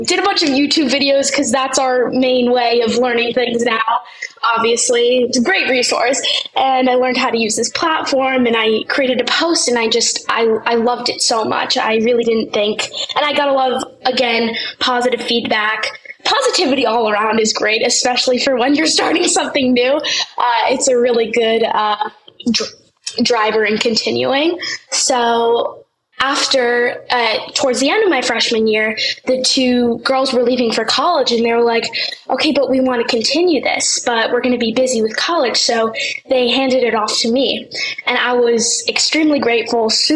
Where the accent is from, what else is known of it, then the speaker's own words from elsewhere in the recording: New York City, New York, United States; I'm 16 years old, and I'm from New York City